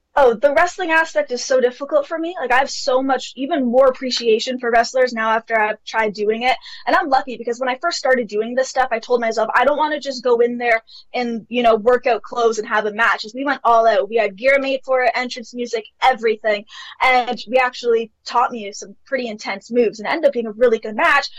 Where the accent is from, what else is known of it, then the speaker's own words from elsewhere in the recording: Toronto, Ontario, Canada; I have lived in Canada my entire life, so I'm from Toronto, Canada